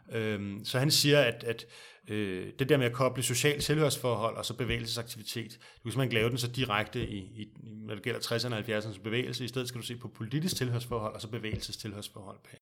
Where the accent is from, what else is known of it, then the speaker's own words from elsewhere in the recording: Denmark; som danskere. Vi bor i et meget, meget lille land